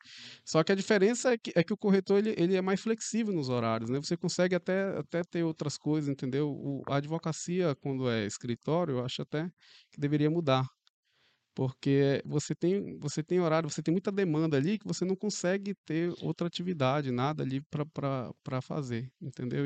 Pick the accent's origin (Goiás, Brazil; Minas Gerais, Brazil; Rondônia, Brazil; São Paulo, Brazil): Rondônia, Brazil; Porto Velho; Sou daqui mesmo, de Porto Velho